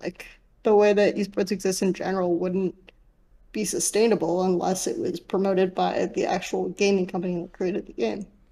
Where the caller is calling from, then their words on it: Los Angeles, California, United States; I'm calling from Los Angeles